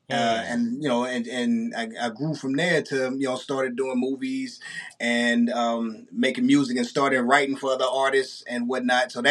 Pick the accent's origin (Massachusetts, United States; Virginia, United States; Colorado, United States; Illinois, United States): Illinois, United States; East St. Louis; yeah, I'm from East St. Louis, Illinois, right across the bridge from St. Louis, Missouri.